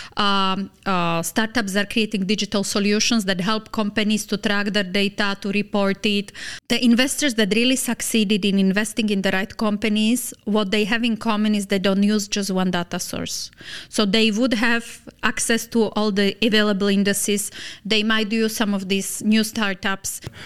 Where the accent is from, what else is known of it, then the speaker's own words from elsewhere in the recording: Slovakia; moved away as an adult; also born or lived in Lebanon / Dubai; Slovakia, my home country